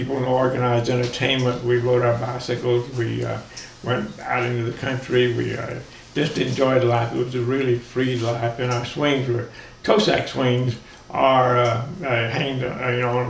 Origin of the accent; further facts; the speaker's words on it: Mineola, Texas, United States; I grew up in Mineola, Texas